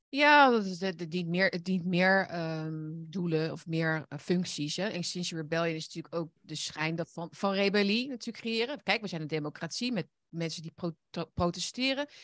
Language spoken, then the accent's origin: Dutch; Netherlands; wij zijn trotse Nederlanders